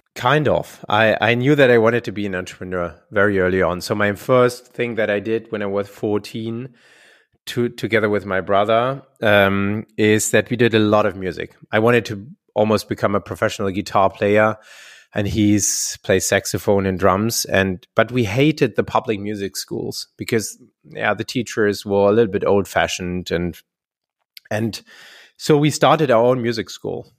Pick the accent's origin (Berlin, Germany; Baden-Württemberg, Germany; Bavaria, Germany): Baden-Württemberg, Germany; Heidelberg; my, my hometown, where Getafe is also based, Heidelberg, a very beautiful, uh, old city in, in, in, in Germany